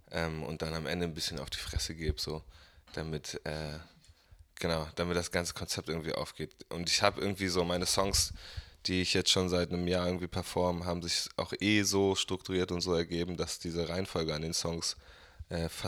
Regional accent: Bremen, Germany; ja, ich bin 24 Jahre alt, bin hier in Bremen aufgewachsen, Hab woanders studiert, bin wiedergekommen

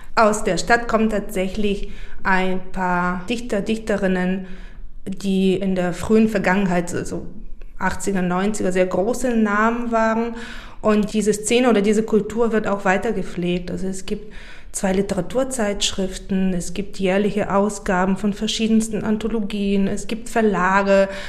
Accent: Burgas, Burgas Province, Bulgaria; moved away; Da habe ich über meine Heimstadt ein Gedicht geschrieben. Also ich komme aus Burgas

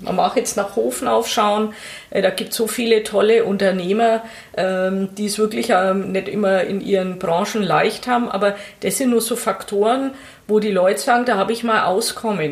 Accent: Oberasbach, Bavaria, Germany; also born or lived in Nuremberg; ich bin in Nürnberg geboren. Ja. Und im Fürther Landkreis sofort mit der Babyschale verbracht worden. Also Zwei Tage später war ich Landkreis Fürth-Kind

